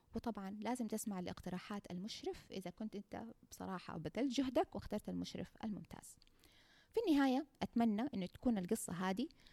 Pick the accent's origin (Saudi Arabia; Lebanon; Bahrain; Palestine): Saudi Arabia; عندنا في السعوديه